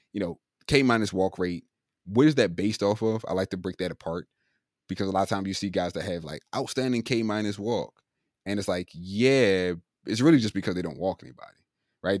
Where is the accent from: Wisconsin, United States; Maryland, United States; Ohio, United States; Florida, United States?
Maryland, United States; moved away; I'm originally from Maryland